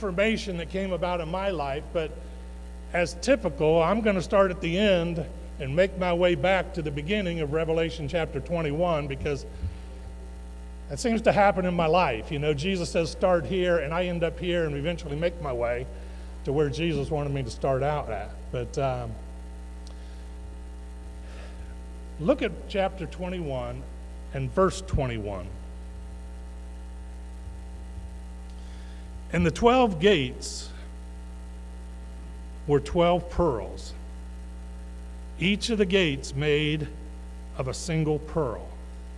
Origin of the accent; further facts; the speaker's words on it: Westerville, Ohio, United States; when I was 7 years old, we moved here, Dad, Mom